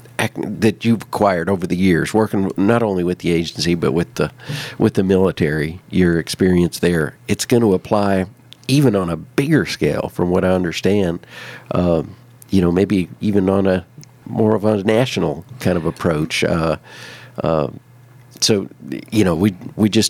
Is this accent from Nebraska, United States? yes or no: yes; Nebraska, United States; I'm from Nebraska